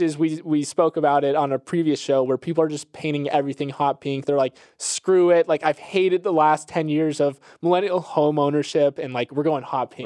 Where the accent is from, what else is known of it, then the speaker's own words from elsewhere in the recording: Florida, United States; my home state of Florida